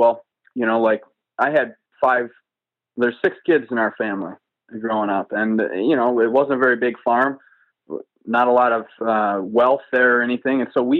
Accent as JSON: {"language": "English", "region": "Wisconsin", "country": "United States", "tie": "born or raised there", "said": "I grew up on a small farm and in Wisconsin, and hunting, it's still a very strong tradition in Wisconsin."}